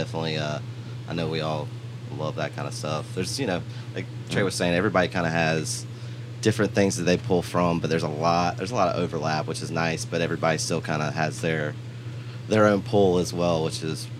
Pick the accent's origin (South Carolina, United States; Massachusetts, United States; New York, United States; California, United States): South Carolina, United States; Florence; also born or lived in Camden, South Carolina; I was born in Camden, South Carolina, and grew up in Florence with this guy.